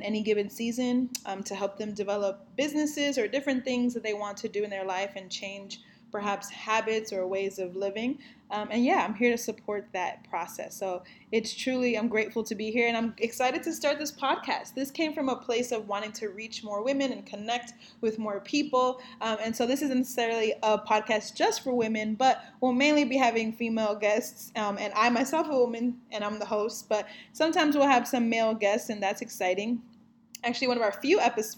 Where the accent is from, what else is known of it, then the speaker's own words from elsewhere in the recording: New York City, New York, United States; also born or lived in Dominican Republic / Bronx, New York City; I am from New York City, born and raised